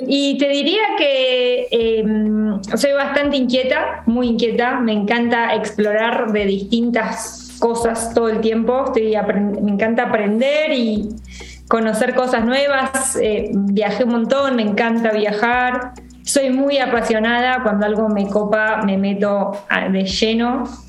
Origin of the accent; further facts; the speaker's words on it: Coronel Suárez, Buenos Aires Province, Argentina; moved away; Yo soy del interior, de Coronel Suárez